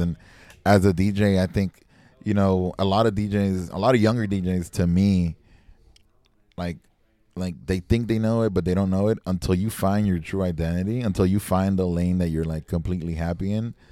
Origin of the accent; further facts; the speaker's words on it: Miami, Florida, United States; also born or lived in Texas; Growing up in Miami